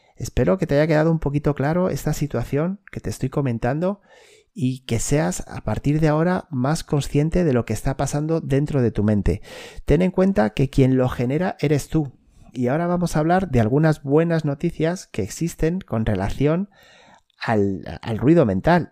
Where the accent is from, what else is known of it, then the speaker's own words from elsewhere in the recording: Spain; en mi país, por lo menos en España